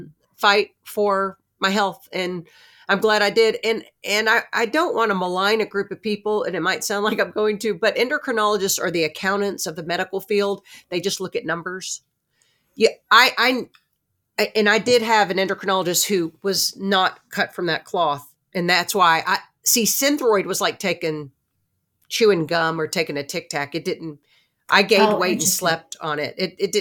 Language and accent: English; Newark, New Jersey, United States; Remember, I'm the girl from Newark, New Jersey. That's where my New Jersey Jew shows.